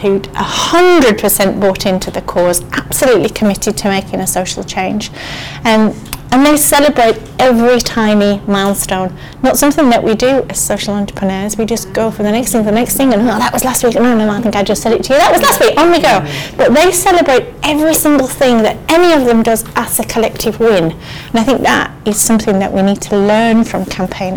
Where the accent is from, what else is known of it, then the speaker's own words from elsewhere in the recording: Morecambe, North West England, United Kingdom; when I was a girl, I was brought up in the Lake District, and there was a marina in our town, in Morecambe